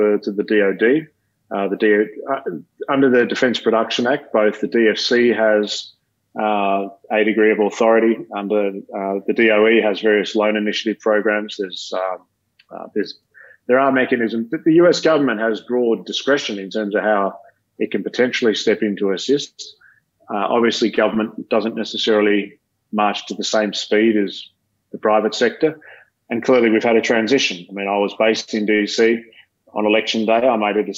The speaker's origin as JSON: {"language": "English", "country": "Australia", "said": "As an Australian"}